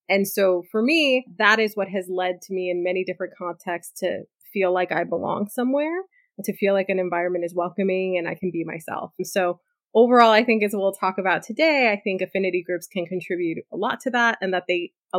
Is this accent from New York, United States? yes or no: yes; New York City, New York, United States; I grew up in Inwood, which is very Dominican and Puerto Rican neighborhood, mostly Dominican, I'd say. And I grew up there surrounded by people who looked like me to an extent, surrounded by people who spoke the language and spoke the culture.